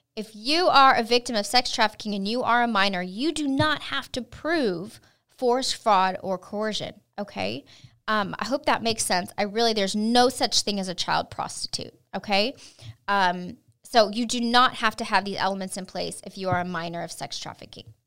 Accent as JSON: {"language": "English", "region": "California", "country": "United States", "tie": "born or raised there", "moved": "as an adult", "lives_now": "Texas, United States", "said": "I was raised in California"}